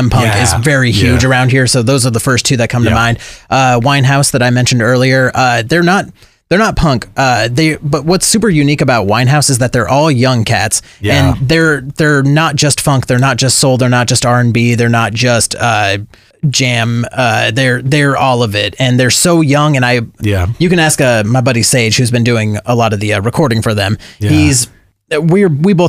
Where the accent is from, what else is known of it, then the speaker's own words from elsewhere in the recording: Olympia, Washington, United States; I remember telling people in South Dakota when I was there, you know, I'm from Olympia, Washington.